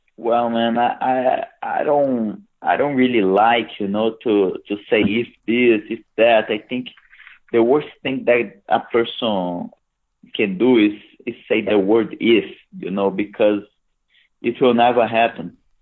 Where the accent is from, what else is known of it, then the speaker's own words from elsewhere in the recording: Brasília, Federal District, Brazil; It's my hometown. Is my birth town